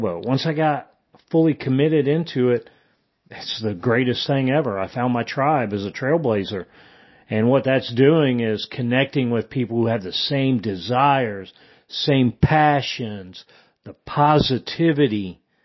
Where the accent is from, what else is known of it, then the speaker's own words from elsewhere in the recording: Indiana, United States; moved away as an adult; also born or lived in Germany; I am originally from Indiana. I was born and raised there, and I grew up in a small town where everybody knew everybody